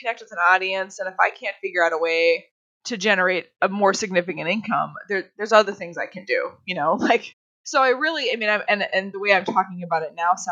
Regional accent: North Woods of Minnesota, United States; We grew up with horses and we grew up way in the North Woods of Minnesota

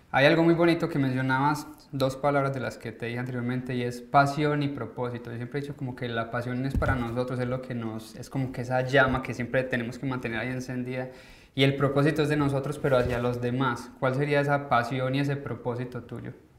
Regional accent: Colombia; moved away as an adult; nosotros como colombianos

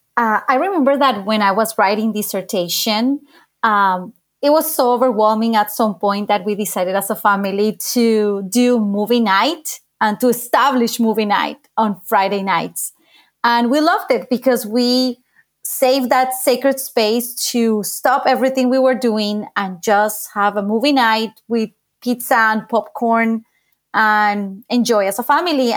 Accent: Bogotá, Colombia; moved away as an adult; now in United States; I am from Bogota, Colombia

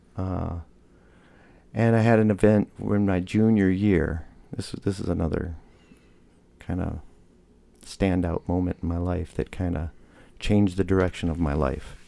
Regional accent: Michigan, United States; moved away; also born or lived in Hillsboro; I was born in Michigan

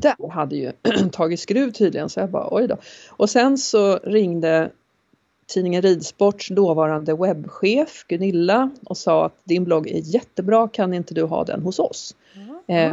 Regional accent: Åkersberga, Stockholm County, Sweden; also born or lived in Norrland / Färingsö; Jag är född i Norrland men uppvuxen utanför Stockholm. Eh, inte här på Färingsö utan i en eh, liten förort eller vad man ska kalla det för som heter Åkersberga.

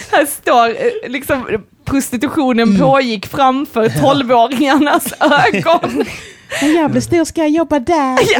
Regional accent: Malmö, Skåne, Sweden; jag växte upp i Malmö och är på Bulltofta eh, där Kirseberg, Bulltoftaområdet

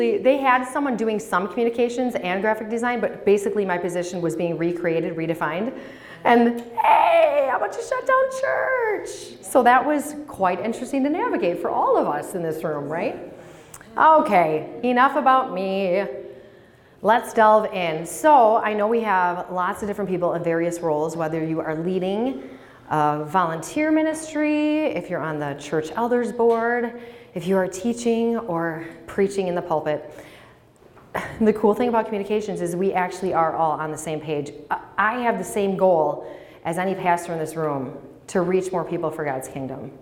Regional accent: Menomonee Falls, Wisconsin, United States; now in Green Bay, United States; I grew up in Menominee Falls, so attended Bethlehem, K through 8, Catamaran Lutheran

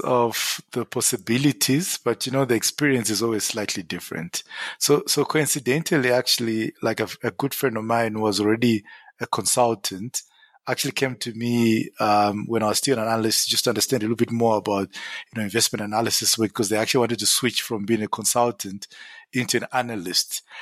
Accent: Zimbabwe; moved away as an adult; now in South Africa; born and bred in Zim

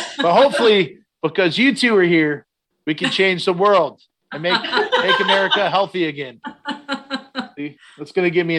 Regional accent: Garrettsville, Ohio, United States; in my hometown, I grew up in Garrettsville years ago

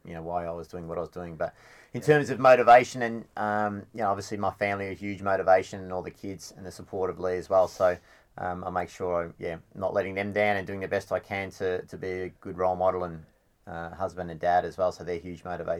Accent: Anglesea, Victoria, Australia; I grew up in Anglesey

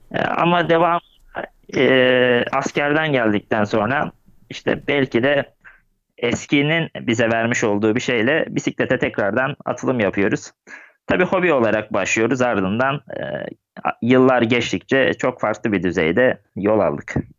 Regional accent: Gebze, Kocaeli, Turkey; also born or lived in Kadıköy, Istanbul; Kadıköy İstanbul doğumluyum. Doğma büyüme Gebzeliyim.

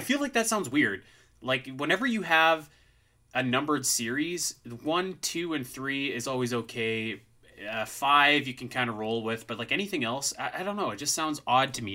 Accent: Canada; I'm Canadian, so we just wear toques most of the time

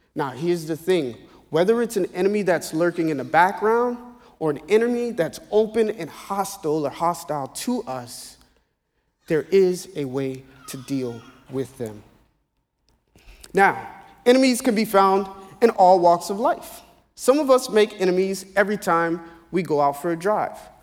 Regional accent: Naples, Florida, United States; also born or lived in Ocoee, Florida; now in South Florida, United States; I was born in Naples, Florida

